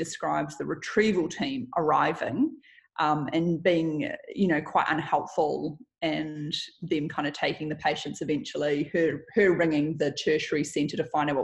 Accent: Auckland, New Zealand; moved away as an adult; also born or lived in Melbourne / London; I was born in Auckland

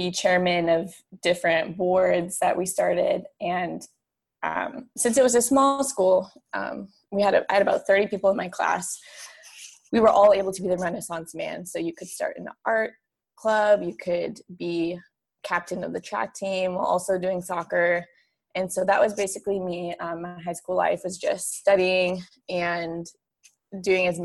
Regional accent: Fort Collins, Colorado, United States; moved away as an adult; also born or lived in Arizona; now in Orlando, United States; I grew up in Fort Collins, Colorado

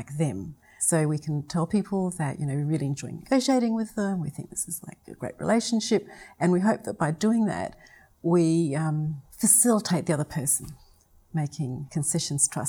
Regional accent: South Australia, Australia; my voice does rise when I talk because I come from South Australia.

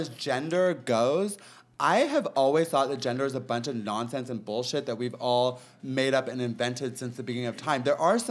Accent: Peoria, Illinois, United States; also born or lived in Los Angeles; now in Palm Springs, United States; I was born in Illinois in a town called Peoria.

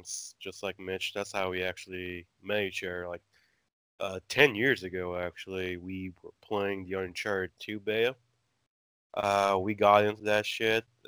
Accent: Aruba; I'm actually from Aruba, small little island in the Caribbean

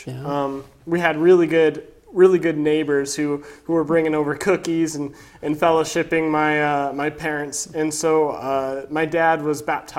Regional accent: Boise, Idaho, United States; also born or lived in Meridian, Idaho; So I was born in Boise, Idaho, yeah. And I live now in Meridian, and I've grown up here all my life.

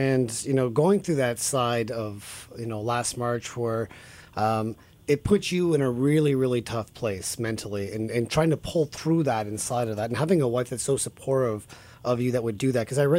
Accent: Virginia, United States; when I was growing up in Virginia

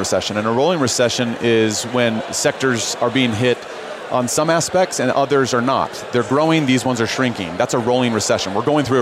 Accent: Chicago, Illinois, United States; now in Utah, United States; I live here in Utah, born and raised in Chicago

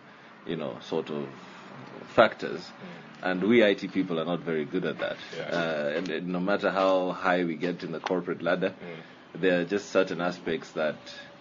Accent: Kenya; a student at Carnegie Mellon from Kenya.

